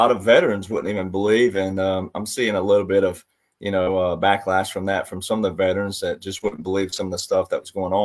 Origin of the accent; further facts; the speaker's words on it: the South, United States; also born or lived in Nashville, Tennessee; I grew up in the South